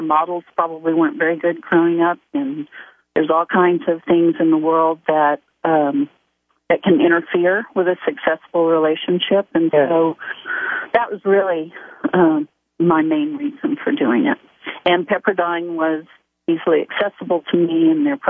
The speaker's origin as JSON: {"language": "English", "town": "Dallas", "region": "Texas", "country": "United States", "tie": "born or raised there", "also_born_or_lived": "Austin, Texas", "moved": "yes", "lives_now": "Westlake Village, United States", "said": "I grew up in Dallas, Texas."}